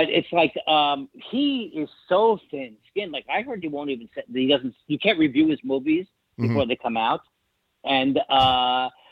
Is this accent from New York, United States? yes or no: yes; New York City, New York, United States; I grew up in Whitestone, which is right like 10 minutes from Shea Stadium